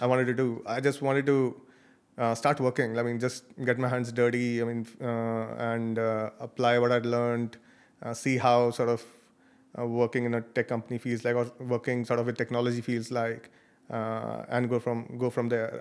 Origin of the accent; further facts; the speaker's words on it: Chandigarh, India; I grew up in a city called Ch-, Chandigarh. It's near Delhi.